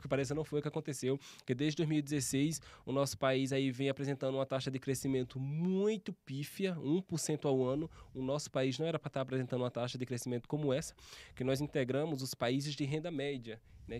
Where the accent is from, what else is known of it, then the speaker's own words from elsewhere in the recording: interior of Alagoas, Brazil; moved away as an adult; now in São Paulo, Brazil; Eu passei, morei praticamente minha vida inteira no interior de Alagoas